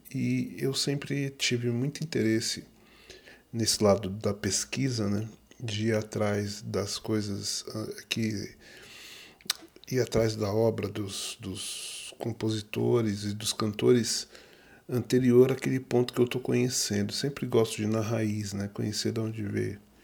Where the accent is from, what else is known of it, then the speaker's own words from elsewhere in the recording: Duque de Caxias, Rio de Janeiro, Brazil; eu sou carioca, natural de Duque de Caxias, Rio de Janeiro